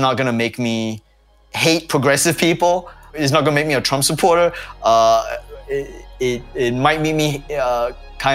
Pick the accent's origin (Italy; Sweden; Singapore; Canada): Singapore; something which I grew up with in Singapore